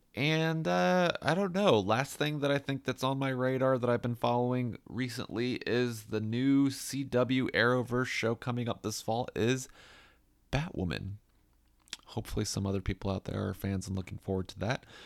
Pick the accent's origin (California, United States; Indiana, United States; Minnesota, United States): Indiana, United States; Fishers; in my hometown. I love Fisher's Fest.